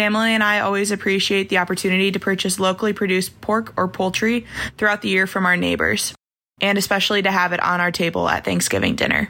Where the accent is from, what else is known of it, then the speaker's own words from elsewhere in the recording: Iowa, United States; I'm from Iowa.